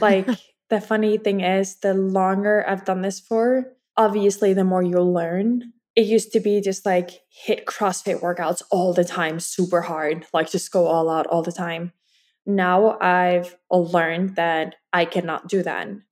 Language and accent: English; Iceland; I'm from Iceland